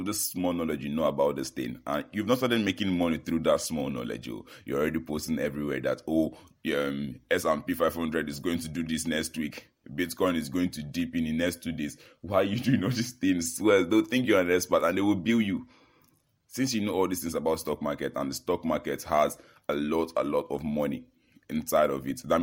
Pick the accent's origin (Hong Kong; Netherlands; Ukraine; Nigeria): Nigeria; I'm from Nigeria